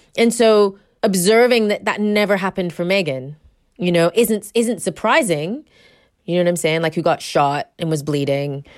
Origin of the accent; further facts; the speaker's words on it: United States; moved away as an adult; now in United Kingdom; I am American, but I've lived in this country, like, thirty years.